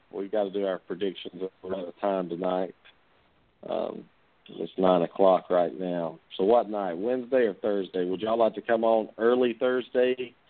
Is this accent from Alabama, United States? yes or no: yes; Alabama, United States; I'm from Alabama, so you think I'd put my own state down?